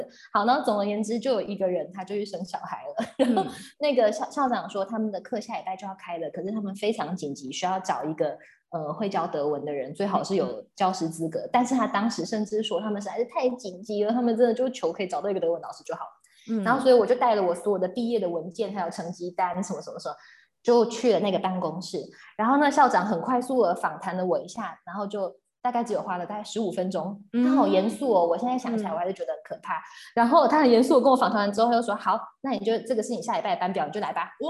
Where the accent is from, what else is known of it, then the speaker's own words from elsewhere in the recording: Taiwan; 像我是台湾人